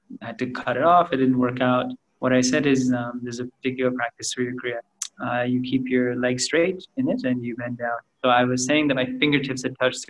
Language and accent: English; Canada; now in India; I grew up in Canada